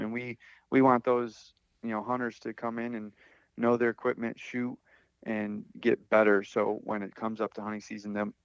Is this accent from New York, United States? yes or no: yes; Phelps, New York, United States; Right in my hometown. So I've grown up here